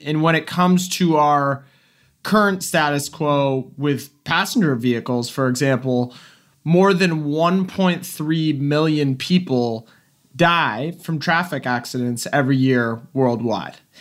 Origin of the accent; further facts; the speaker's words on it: Silicon Valley, California, United States; I grew up in Silicon Valley, really before it was Silicon Valley